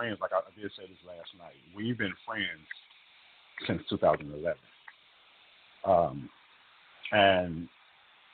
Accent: Detroit, Michigan, United States; also born or lived in Oakland, California; now in Houston, United States; Being born and raised in Detroit, and then later moving to Oakland, California, where I was for the last 20 years before I moved here to Houston

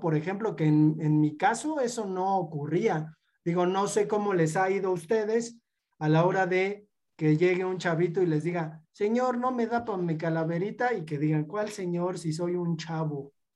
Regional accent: Mexico; como mexicanos y como niños mexicanos

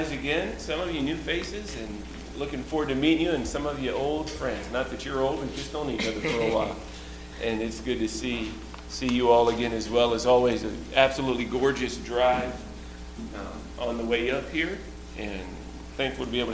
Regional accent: Georgia, United States; I was born and raised in Georgia

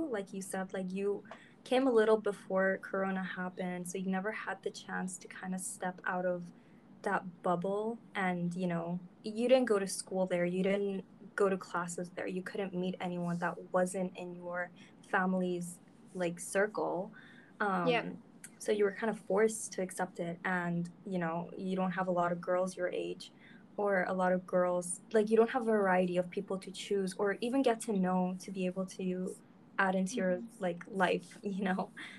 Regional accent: Iran; So basically, yeah, we come from Iran. Don't stalk our families.

